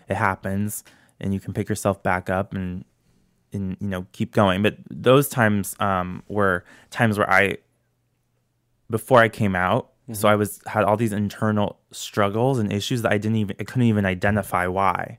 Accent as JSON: {"language": "English", "town": "St. Louis", "region": "Missouri", "country": "United States", "tie": "born or raised there", "said": "I'm born and raised in Saint Louis."}